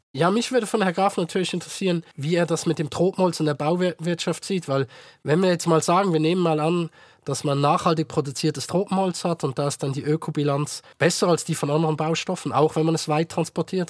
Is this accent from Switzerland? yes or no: yes; Switzerland; bei uns in der Schweiz